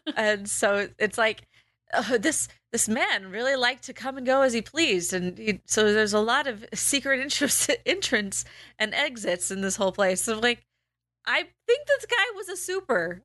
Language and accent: English; United States; born and bred American